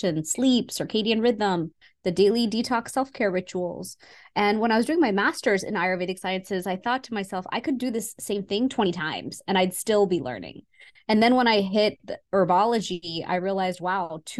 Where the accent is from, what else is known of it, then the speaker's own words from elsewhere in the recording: Houston, Texas, United States; So I was born in Houston, Texas, and I would go to India every single year to see my family